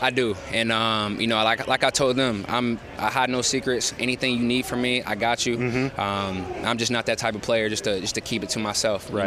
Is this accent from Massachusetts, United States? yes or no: no; Georgia, United States; moved away; I'm from Georgia